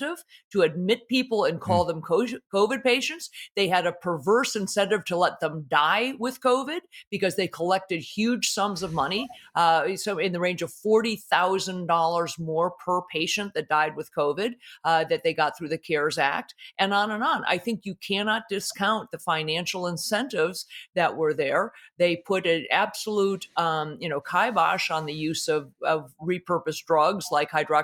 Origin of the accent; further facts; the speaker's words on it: Colorado, United States; my home state of Colorado